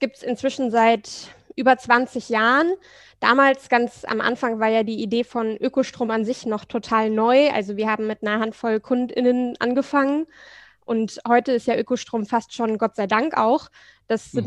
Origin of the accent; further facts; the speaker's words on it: Hanover, Lower Saxony, Germany; moved away as an adult; also born or lived in Leipzig / Florence; now in Hamburg, Germany; Also ich komme gebürtig aus Hannover, da mhm. fahren alle Fahrrad, meine Eltern fahren auch nur Fahrrad, ich bin mit dem Fahrrad aufgewachsen